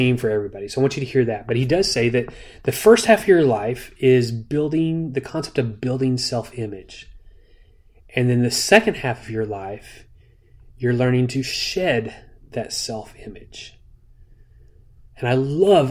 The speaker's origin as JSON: {"language": "English", "country": "United States", "said": "as an American"}